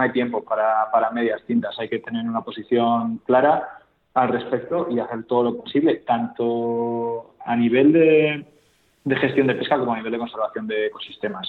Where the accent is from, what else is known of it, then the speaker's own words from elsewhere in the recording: Cantabria, Spain; Yo soy de Cantabria